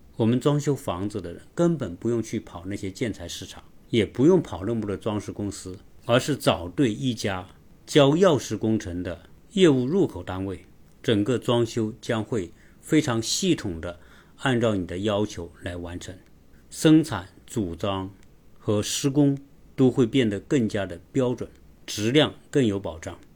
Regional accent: China; 我们中国人

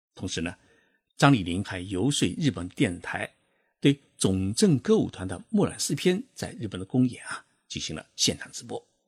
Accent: China; 我们中国人的月工资啊，大概只有五百块人民币

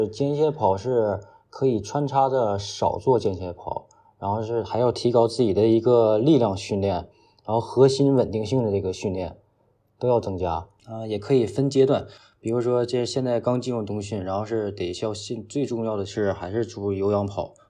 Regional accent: Northeast China, China; 作为一个东北人，真的是又怕热又怕冷。

